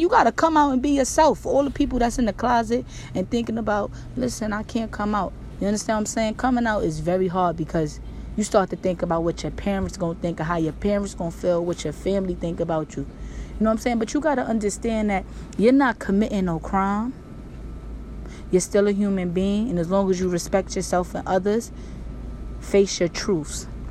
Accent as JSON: {"language": "English", "region": "New York", "country": "United States", "said": "I'm from New York, so we be like, yo, that's my nigga"}